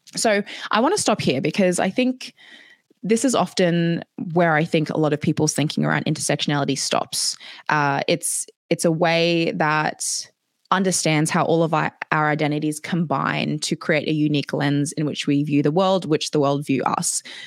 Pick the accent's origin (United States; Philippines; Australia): Australia; moved away as an adult; now in Edinburgh, United Kingdom; I grew up in Australia.